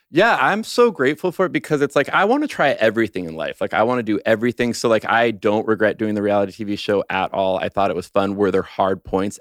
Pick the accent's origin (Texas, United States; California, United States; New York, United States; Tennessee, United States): California, United States; Los Angeles; moved away as an adult; I grew up in Los Angeles. I'm a total Southern California boy my whole life